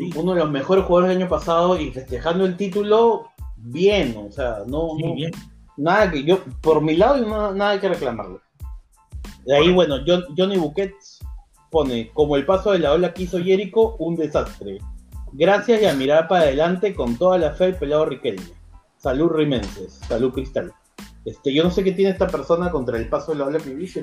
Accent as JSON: {"language": "Spanish", "country": "Peru", "said": "yo soy peruano"}